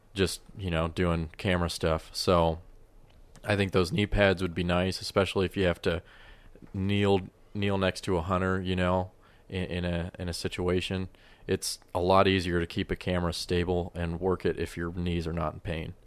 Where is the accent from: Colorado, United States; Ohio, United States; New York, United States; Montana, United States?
Colorado, United States; I grew up in Colorado